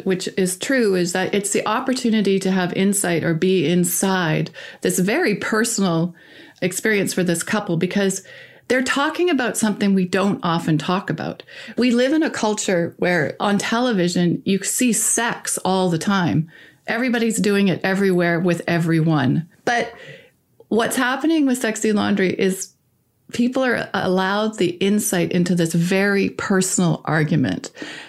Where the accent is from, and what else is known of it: Canada